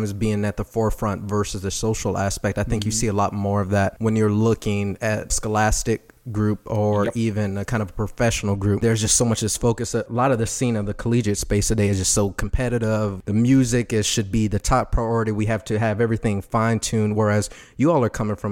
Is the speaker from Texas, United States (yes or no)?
yes; Texas, United States; I'm born and raised in Texas